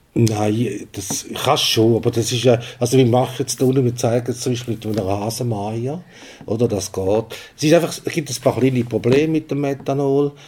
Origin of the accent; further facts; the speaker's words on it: Switzerland; wir als Schweizer